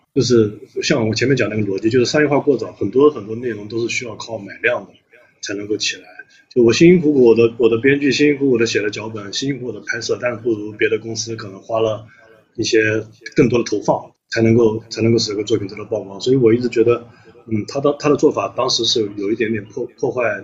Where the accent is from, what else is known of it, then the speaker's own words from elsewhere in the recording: a county town in Anhui, China; moved away; 因为我也是来自于下沉市场的，我家里面是安徽的一个县城，我老家